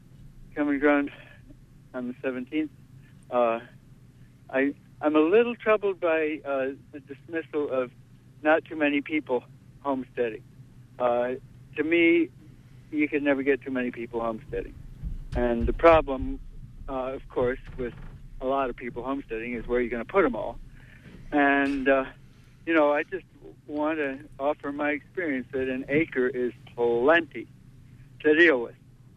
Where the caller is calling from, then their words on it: Brooklyn, New York, United States; Hi, yes, David. I'm calling from Brooklyn. And I'm really enjoying the program.